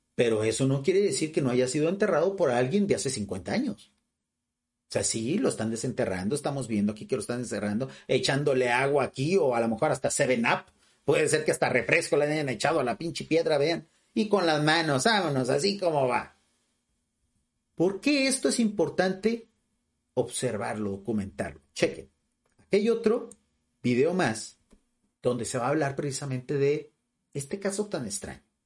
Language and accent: Spanish; Mexico; nosotros aquí en México somos americanos, norteamericanos